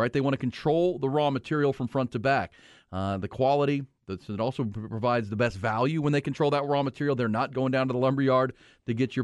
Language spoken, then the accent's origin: English; Houston, Texas, United States; growing up in Houston